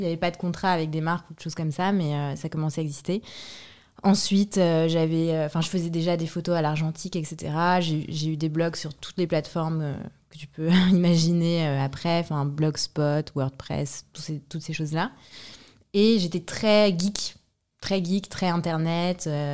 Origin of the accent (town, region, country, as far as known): France; born or raised there; also born or lived in Brașov, Romania; now in Paris, France